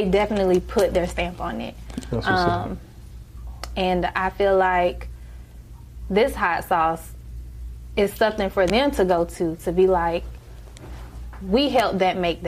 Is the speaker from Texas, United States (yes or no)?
no; Aiken, South Carolina, United States; from Aiken, South Carolina. So that's all I know is Aiken, South Carolina